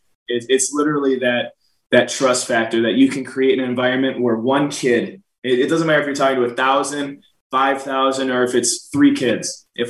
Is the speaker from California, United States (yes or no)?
no; Green Bay, Wisconsin, United States; Shoot, Green Bay is like it's a really, really small town, right?